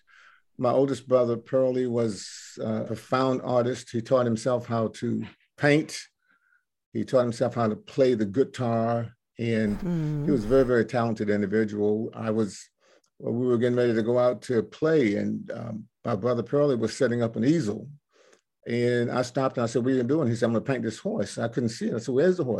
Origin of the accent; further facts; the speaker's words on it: Cape Charles, Virginia, United States; I'm from the Eastern Shore, Cape Charles and Cheriton